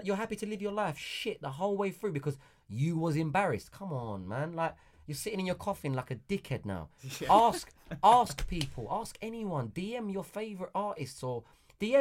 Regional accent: London, United Kingdom; I came from East London, Hackney

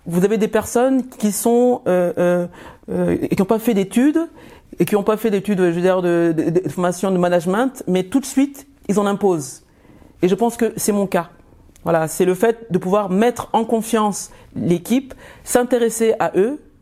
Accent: France; also born or lived in Yaoundé, Cameroon; Je suis arrivée en France à l'âge de 5 ans. Je suis repartie à l'âge de 12 et je suis revenue à l'âge de 16 ans en France.

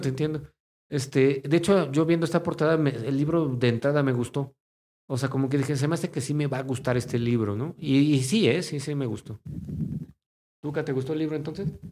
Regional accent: Mexico; nosotros como mexicanos en este país

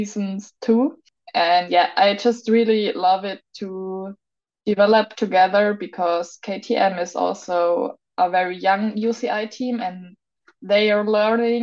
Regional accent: Augsburg, Bavaria, Germany; in Augsburg, in my hometown

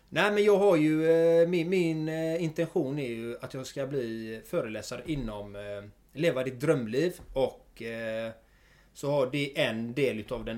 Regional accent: Gothenburg, Västra Götaland, Sweden; jag är född och uppvuxen i Göteborg. Eh, bott här i stort sett hela mitt liv

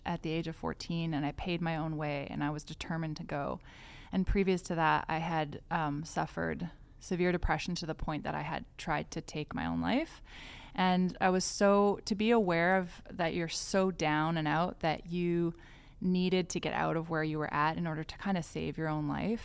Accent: White Rock, British Columbia, Canada; also born or lived in Montreal / Mexico / South America; now in Vancouver, Canada; I grew up in White Rock, um, British Columbia, and I'm, uh, now based in Vancouver

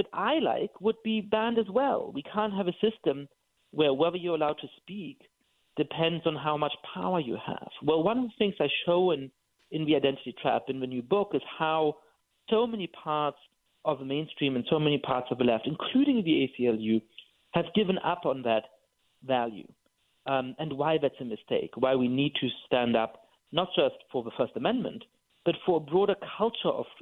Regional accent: Germany; I'm Jewish and I grew up in Germany

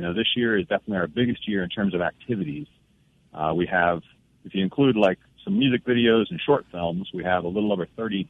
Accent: Dayton, Ohio, United States; moved away as an adult; also born or lived in St. Louis, Missouri; now in Clarksdale, United States; So I grew up in Dayton, Ohio.

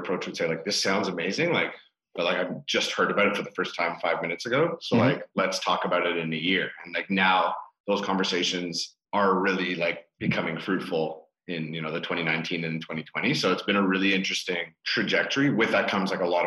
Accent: Toronto, Ontario, Canada; first language English; now in Quebec, Canada; I'm a Torontonian living in Quebec. Like I speak French, but it's not my native tongue.

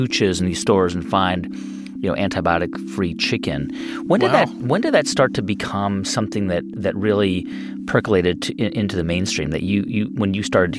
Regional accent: California, United States; I grew up in California.

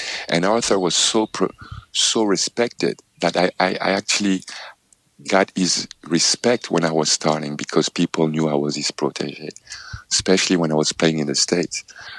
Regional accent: Paris, Île-de-France, France; as a child growing up in Paris, in France, I actually stayed 1 year as a tennis student in Roland Garros

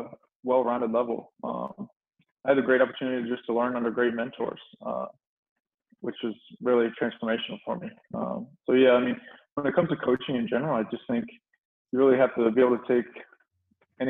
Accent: Chincoteague, Virginia, United States; moved away as an adult; also born or lived in Maryland; So I'm actually from Virginia. I'm from a little island in Virginia, actually, called Chincoteague Island.

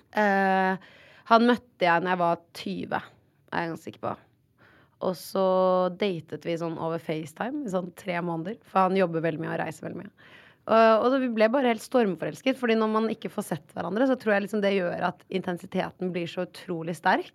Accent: Oslo, Norway; Men jeg har bodd på Ullern hele livet mitt.

